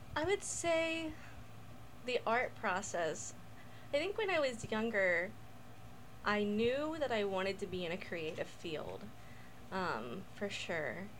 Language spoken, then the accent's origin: English; United States; also born or lived in Mexico / North Mexico; I was born in Mexico and I grew up here in America